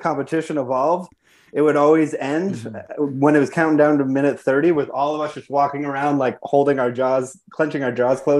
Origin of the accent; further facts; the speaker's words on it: Georgetown, Ontario, Canada; also born or lived in Chicago; now in Los Angeles, United States; Born and raised in Georgetown, Ontario, just like an hour outside of Toronto.